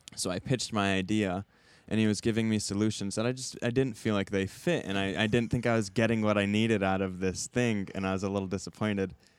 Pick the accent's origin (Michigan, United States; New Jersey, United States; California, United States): Michigan, United States; Southwest; moved away as an adult; now in Chicago, United States; I'm from Southwest Michigan